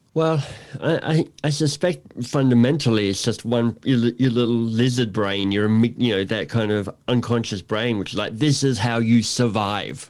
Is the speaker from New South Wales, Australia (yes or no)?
no; Canberra, Australian Capital Territory, Australia; also born or lived in Melbourne, Australia / Toronto, Canada; now in Canada; visiting my parents in Canberra where I grew up.